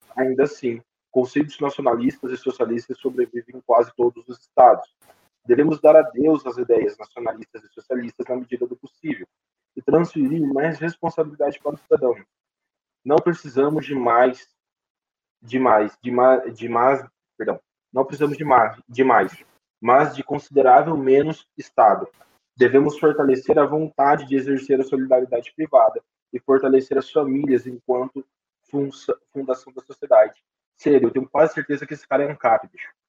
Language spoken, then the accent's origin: Portuguese; Presidente Venceslau, São Paulo, Brazil; na cidade de onde eu sou natural, presidente Venceslau